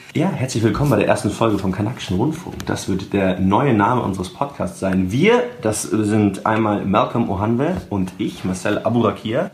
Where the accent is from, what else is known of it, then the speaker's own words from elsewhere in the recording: Germany; weil ich natürlich auch halt deutsch bin